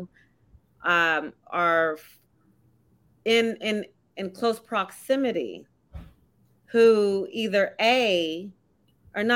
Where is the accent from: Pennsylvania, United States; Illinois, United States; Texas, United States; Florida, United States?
Texas, United States; moved away as an adult; now in New Jersey, United States; I'm from Texas